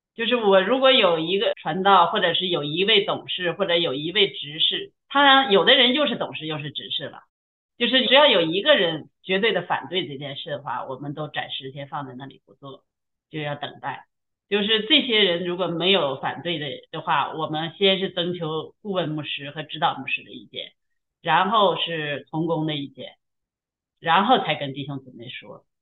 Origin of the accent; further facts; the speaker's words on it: China; moved away as an adult; also born or lived in Canada; now in Toronto, Canada; 我是在中国大陆出生的，那也是从小受无神论的教育，一直没有认，有机会认识神